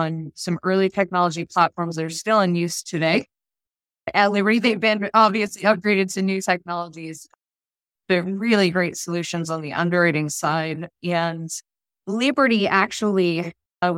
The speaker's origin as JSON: {"language": "English", "town": "Boston", "region": "Massachusetts", "country": "United States", "tie": "born or raised there", "moved": "yes", "lives_now": "Orlando, United States", "said": "I grew up in the Boston area"}